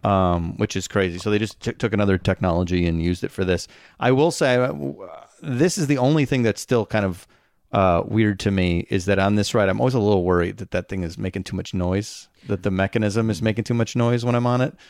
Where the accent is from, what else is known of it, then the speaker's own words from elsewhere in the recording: Schaumburg, Illinois, United States; my hometown's Facebook group